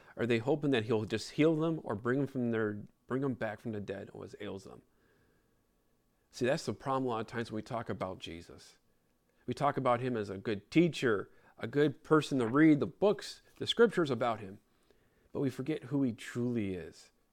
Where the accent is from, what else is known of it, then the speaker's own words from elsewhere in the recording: Chicago, Illinois, United States; I grew up in Chicago